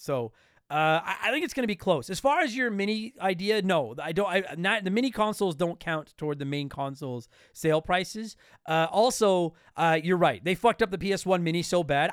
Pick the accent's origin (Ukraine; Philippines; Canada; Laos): Canada; I'm Canadian